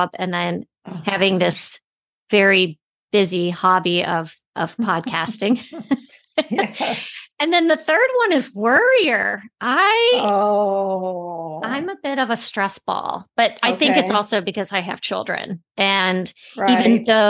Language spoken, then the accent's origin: English; Cincinnati, Ohio, United States; I'm from Cincinnati, Ohio